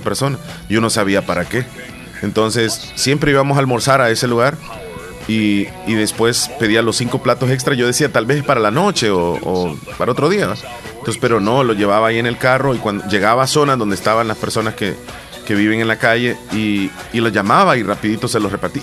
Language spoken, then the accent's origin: Spanish; El Salvador; nuestro eh, digamos, lenguaje coloquial de los salvadoreños